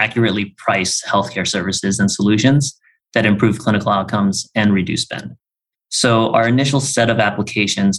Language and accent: English; Bay Area, California, United States; I grew up in the Bay Area